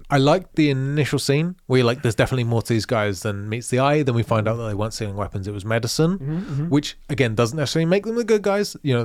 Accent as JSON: {"language": "English", "region": "London", "country": "United Kingdom", "said": "Also, I have no freaking idea because I'm a Londoner."}